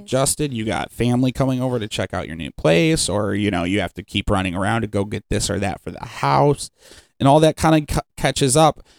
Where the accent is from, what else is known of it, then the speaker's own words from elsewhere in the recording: Cleveland, Ohio, United States; now in Sandusky, United States; I'm from Cleveland and then coming to Sandusky